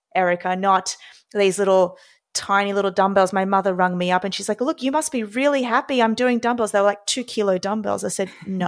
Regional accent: Australia; now in New York City, United States; born and raised in Australia

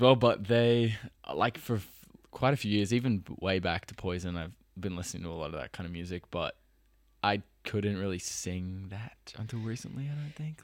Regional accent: Sydney, New South Wales, Australia; also born or lived in Los Angeles; I'm Australian

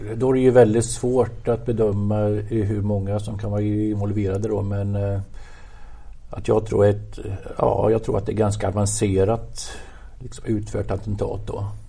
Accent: Motala, Östergötland, Sweden; jag är uppväxt i Motala

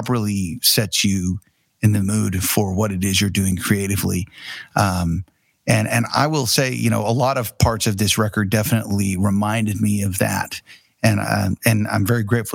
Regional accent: Tulsa, Oklahoma, United States; I'm actually here at our office / studio in downtown Tulsa, which is where we're from

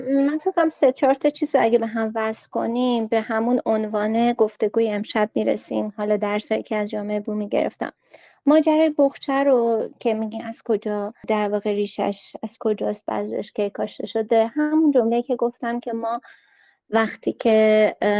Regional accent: Qazvin, Qazvin Province, Iran; چون ما اون موقع استانمون استان زنجان بود من قزوینی هستم

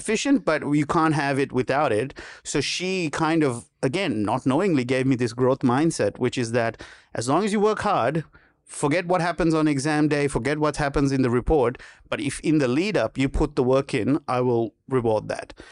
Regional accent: Sri Lanka; moved away as an adult; now in Australia; growing up in Sri Lanka

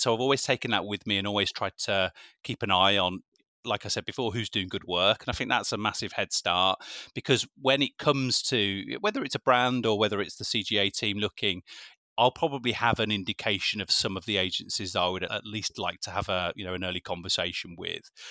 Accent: Birmingham, West Midlands, United Kingdom; I am local, I am from Birmingham

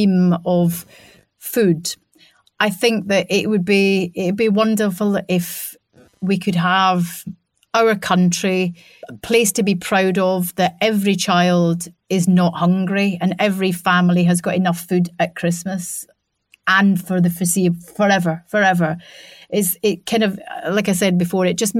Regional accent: Scotland, United Kingdom; I'm a Scottish person

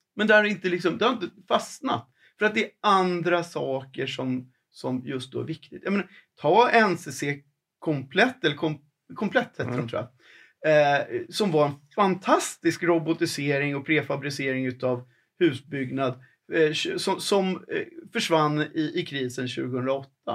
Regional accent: Sweden; vi som människor, som vanliga svenskar

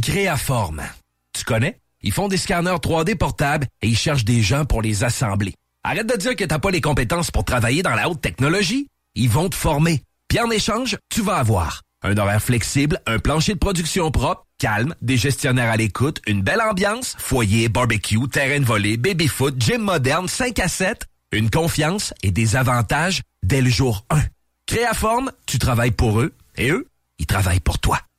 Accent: Quebec, Canada; Être Québécois, qu'on parle français

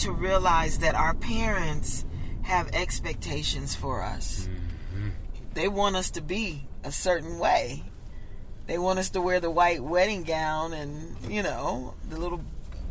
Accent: Compton, California, United States; I grew up in Compton

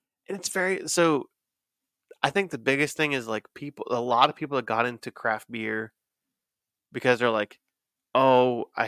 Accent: Cincinnati, Ohio, United States; From …. I'm from Cincy.

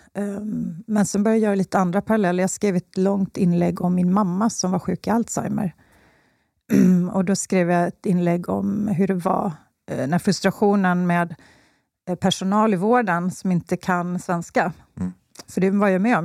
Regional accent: Slite, Gotland, Sweden; accent: Gotlandic; moved away; also born or lived in Skåne; Jag är uppvuxen på Gotland

